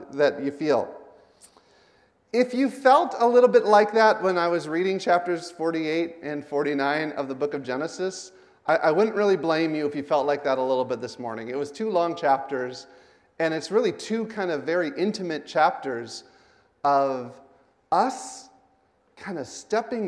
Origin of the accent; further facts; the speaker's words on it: United States; moved away; I'm an American